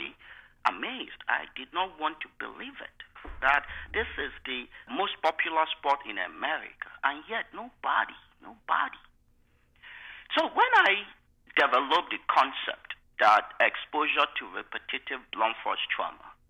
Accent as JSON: {"language": "English", "country": "Nigeria", "tie": "born or raised there", "moved": "as an adult", "lives_now": "United States", "said": "I was born in Nigeria, grew up in Nigeria. I came here October 24, 1994. I was 26 years old."}